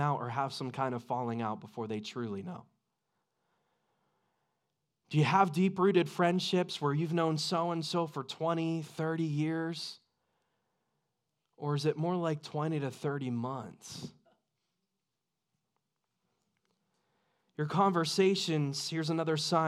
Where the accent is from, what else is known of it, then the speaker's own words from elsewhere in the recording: United States; I love my country